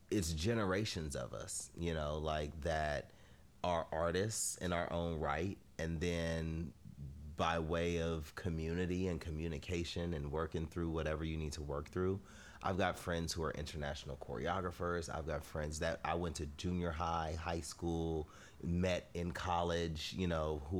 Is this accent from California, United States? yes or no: yes; Inglewood, California, United States; LA, Inglewood all day. Yeah. Um, th- from the time I was born to now, it's still happening. I'm still from Inglewood.